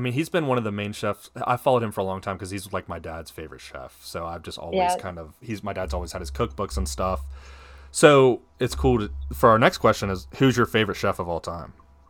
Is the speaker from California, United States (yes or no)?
no; Virginia, United States; I'm born and raised in Virginia.